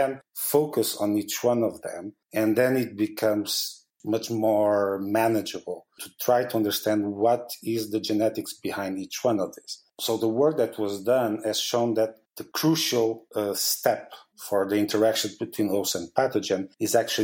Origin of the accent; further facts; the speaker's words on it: Portugal; moved away as an adult; now in Basel, Switzerland; I'm originally from Portugal